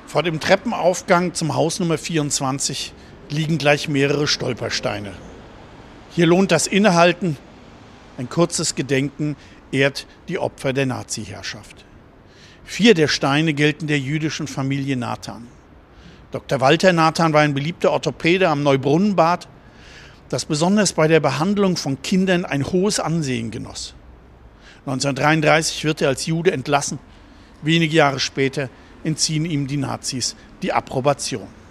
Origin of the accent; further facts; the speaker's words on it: Germany; also born or lived in Black Forest / Bonn, North Rhine-Westphalia; now in Mainz, Germany; Aufgewachsen bin ich im Schwarzwald und in Bonn und lebe seit neunzehnhundertvierundsiebzig in Mainz.